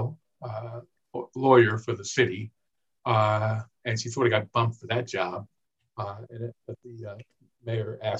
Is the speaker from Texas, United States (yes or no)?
no; Baltimore, Maryland, United States; I grew up in Sandtown, Winchester, where Freddie Gray was killed